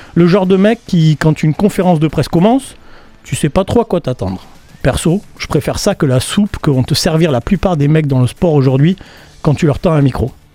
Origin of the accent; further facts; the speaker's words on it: France; je suis français